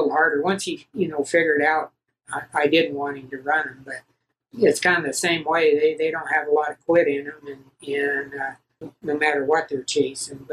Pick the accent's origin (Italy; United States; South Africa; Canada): United States; Oregon; also born or lived in California; now in Elko, United States; I was born in California in 1950. I moved to Oregon and was raised pretty much there